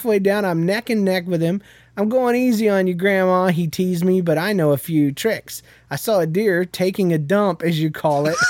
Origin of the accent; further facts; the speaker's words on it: Jacksonville, Florida, United States; moved away; also born or lived in Yulee, Florida / Midwest; I was freshly transported from Jacksonville, which is a city, a north side of Jacksonville, which is the ghetto part of Jacksonville, to this area because my mom had recently married my stepdad